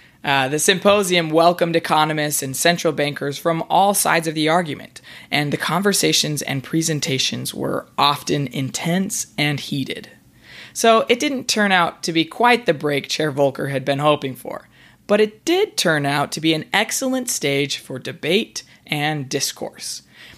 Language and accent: English; Idaho, United States; a few pictures of the Grand Tetons from my hometown in Idaho